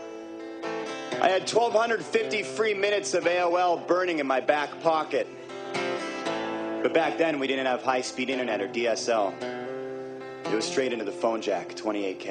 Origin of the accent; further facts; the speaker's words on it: Seattle, Washington, United States; growing up in Seattle, Washington